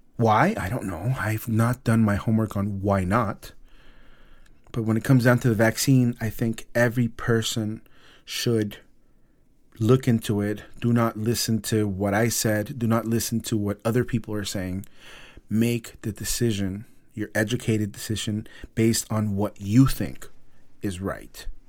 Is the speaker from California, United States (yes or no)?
yes; Los Angeles, California, United States; my hometown, Los Angeles